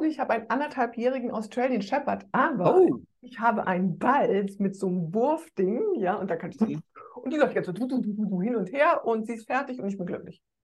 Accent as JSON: {"language": "German", "region": "Rhineland", "country": "Germany", "said": "ich bin Rheinländerin"}